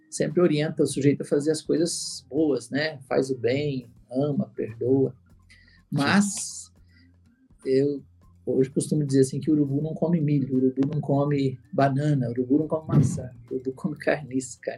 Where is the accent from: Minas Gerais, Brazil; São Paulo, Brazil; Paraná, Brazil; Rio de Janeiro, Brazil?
Paraná, Brazil; born there; eu sou nascido no estado do Paraná, no interior do estado, uma cidadezin